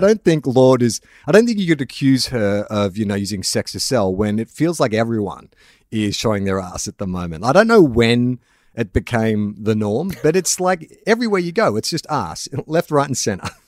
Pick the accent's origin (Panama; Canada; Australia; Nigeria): Australia; Melbourne, Victoria; moved away; also born or lived in Sydney; I'm from Melbourne originally, but I've lived in Sydney for the better part of twenty years